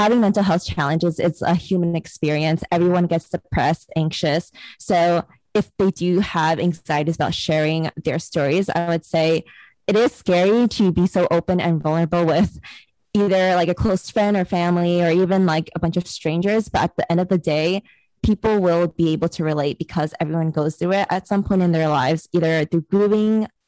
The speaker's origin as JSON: {"language": "English", "town": "New York City", "region": "New York", "country": "United States", "tie": "born or raised there", "said": "I am Chinese American, and I was born and raised in New York City"}